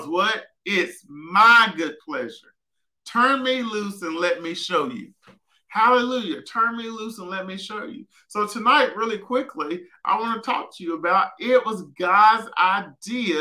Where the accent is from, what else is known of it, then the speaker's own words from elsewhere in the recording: Southwest Arkansas, United States; growing up in Southwest Arkansas and seeing limited finances